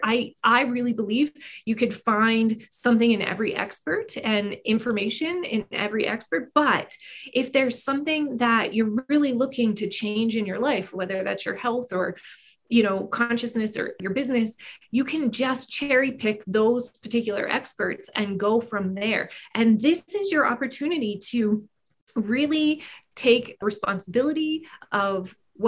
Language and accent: English; Northwestern Pennsylvania, United States; I grew up in Northwestern Pennsylvania in a very small resort town.